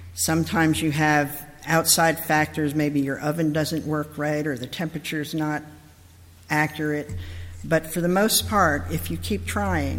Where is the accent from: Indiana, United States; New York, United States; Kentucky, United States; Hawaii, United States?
New York, United States; I'm originally from New York, but I was born in a different place because I'm really a country girl at heart